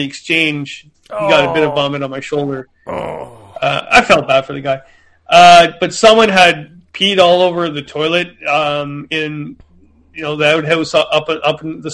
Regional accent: Canada; I'm from Canada

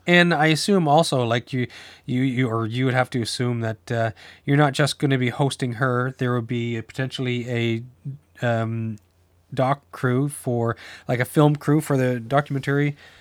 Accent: New Brunswick, Canada; moved away; I grew up in New Brunswick

